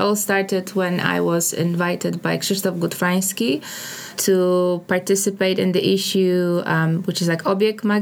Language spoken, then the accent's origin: English; Poznań, Greater Poland, Poland; moved away as an adult; also born or lived in Senegal; now in London, United Kingdom; Poznań. I'm from Poznań